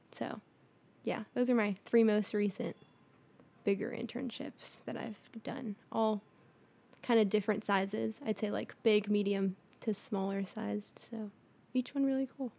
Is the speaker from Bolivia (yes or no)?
yes; Bolivia; now in United States; I was born in Bolivia, so it's like a slightly poorer country